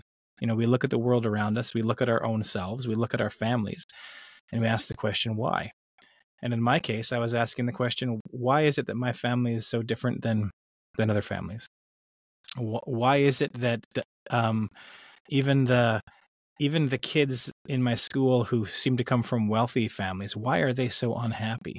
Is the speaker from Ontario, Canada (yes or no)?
no; British Columbia, Canada; I grew up in British Columbia, Canada